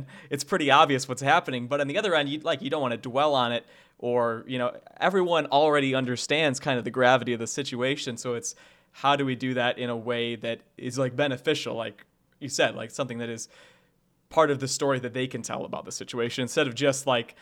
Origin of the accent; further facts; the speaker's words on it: Sandwich, Illinois, United States; the school district that I grew up in, which I'm from Sandwich, Illinois